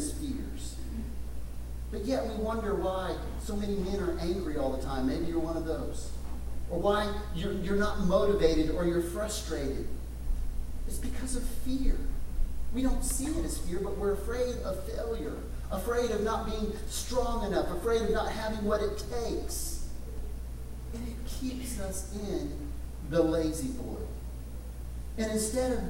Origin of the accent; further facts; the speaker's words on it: West Texas, United States; Little town I grew up in West Texas